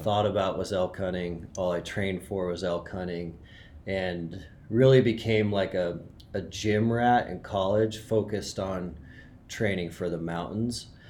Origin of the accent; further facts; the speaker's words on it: Montana, United States; I grew up in Montana